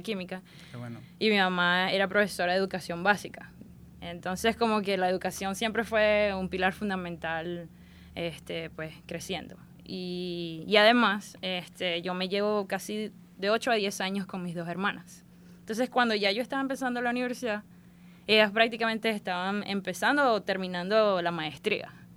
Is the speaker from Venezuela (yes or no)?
yes; Maracaibo, Zulia, Venezuela; accent: maracucha; moved away as an adult; also born or lived in Tampa, Florida; now in United States; Nací en Maracaibo este, y crecí en Maracaibo, sí. Hasta viví en Maracaibo hasta la edad recién cumplidos los 21 años.